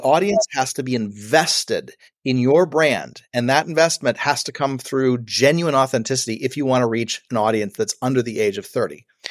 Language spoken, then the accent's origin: English; Buffalo, New York, United States; moved away as an adult; also born or lived in Los Angeles; I'm a kid from Buffalo, New York